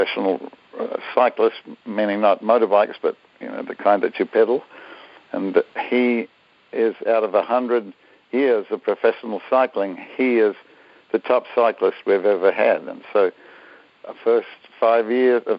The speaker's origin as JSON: {"language": "English", "region": "Auckland", "country": "New Zealand", "tie": "born or raised there", "said": "I am a New Zealander, Kiwi, they call them, and grew up there, was born there. And so my early years have all been in New Zealand"}